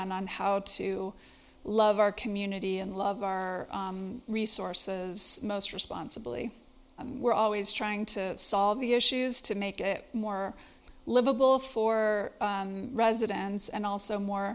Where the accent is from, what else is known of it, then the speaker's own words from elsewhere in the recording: Basalt, Colorado, United States; Yes, grew up here in the valley. I grew up in Basalt, a little town down the road from here